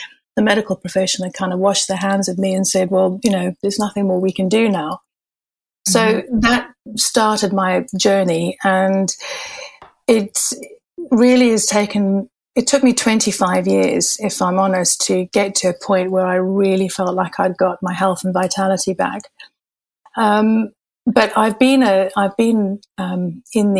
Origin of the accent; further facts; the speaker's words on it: Zimbabwe; moved away as an adult; also born or lived in Malaysia / Far East; I had my childhood and growing up in Zimbabwe